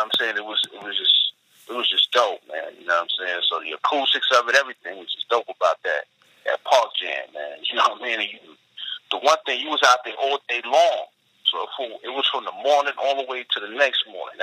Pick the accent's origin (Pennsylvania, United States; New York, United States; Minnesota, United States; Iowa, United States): New York, United States; New York City; I'm a New Yorker, native New Yorker, so I grew up in the 80s and the 90s